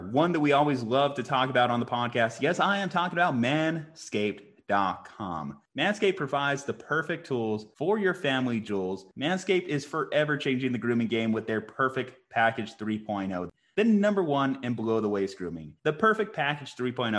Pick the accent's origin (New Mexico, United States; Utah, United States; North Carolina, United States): New Mexico, United States; Albuquerque; We're from Albuquerque, New Mexico.